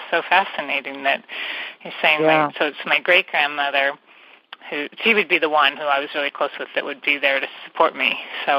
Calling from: California, United States; And I'm calling from the San Francisco Bay Area

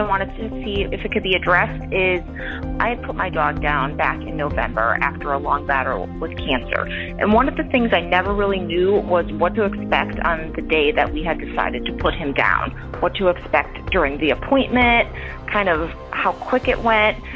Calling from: Stratford, Connecticut, United States; I'm calling from Stratford, Connecticut.

